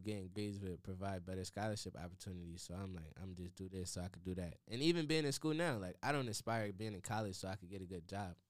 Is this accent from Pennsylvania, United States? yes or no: yes; Harrisburg, Pennsylvania, United States; moved away as an adult; now in Washington, D.C., United States; growing up in Harrisburg, it was like everybody knew my dad